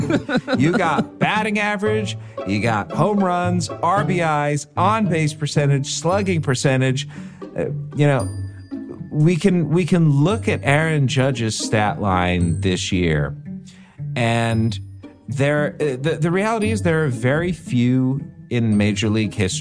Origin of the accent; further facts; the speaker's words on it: Midwest, United States; I'm a Midwesterner.